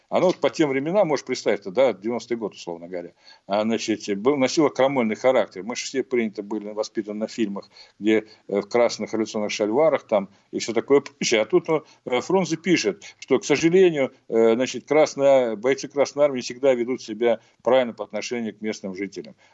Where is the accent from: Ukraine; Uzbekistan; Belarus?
Uzbekistan; Fergana Valley; я вообще уроженец Ферганской долины, это одно из центров возникновения этого движения